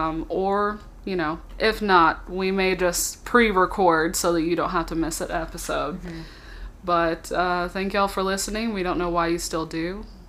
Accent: Texas, United States; now in Arkansas, United States; I'm from Texas. Like, literally all over.

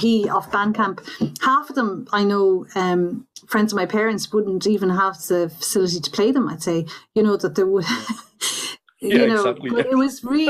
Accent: Belmullet, Connacht, Ireland; I was brought up in Belmullet, County Mayo

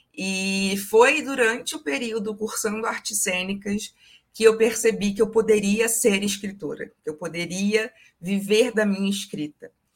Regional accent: Niterói, Rio de Janeiro, Brazil; Eu falo de Niterói, Rio de Janeiro, minha cidade natal

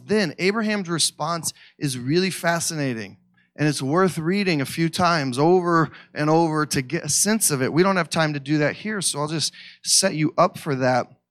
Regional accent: Missouri, United States; I'm from Missouri.

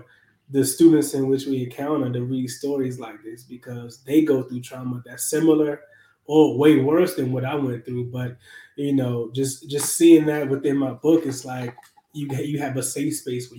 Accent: Capitol Heights, Maryland, United States; I grew up in Capitol Heights, Maryland.

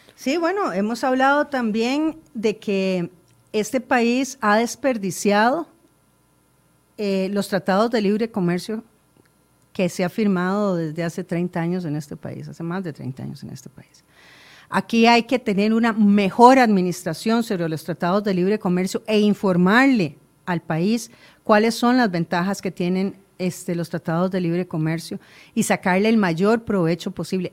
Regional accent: Costa Rica; Todos somos costarricenses

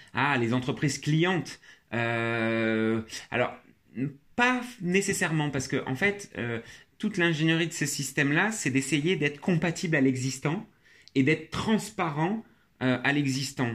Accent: France; j'ai été élevé en France

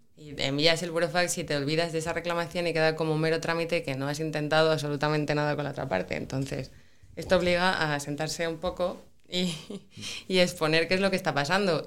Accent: Pola de Laviana, Asturias, Spain; also born or lived in Oviedo; Yo estudié en Oviedo la carrera, pero soy de Pola Elena.

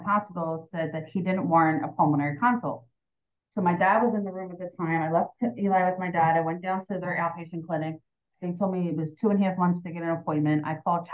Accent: Philadelphia, Pennsylvania, United States; We're from Philadelphia, born and raised here.

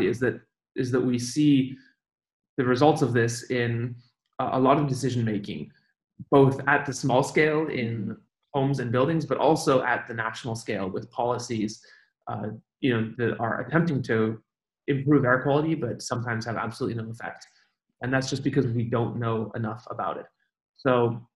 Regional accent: Switzerland; moved away; also born or lived in Beijing, China; I grew up in Switzerland

